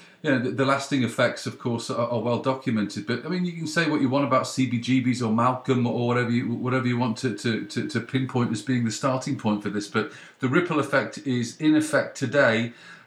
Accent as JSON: {"language": "English", "region": "the North of England", "country": "United Kingdom", "said": "I'm from the North as well."}